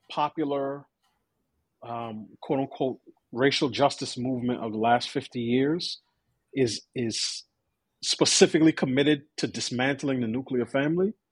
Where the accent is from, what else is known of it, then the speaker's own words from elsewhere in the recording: New York, United States; I grew up in New York, I went to, you know, five different schools between K through 12